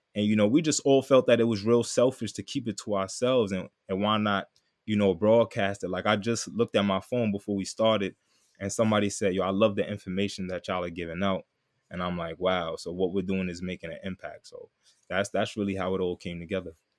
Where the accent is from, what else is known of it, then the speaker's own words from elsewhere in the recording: New York City, New York, United States; also born or lived in Texas; I'm from Queens, New York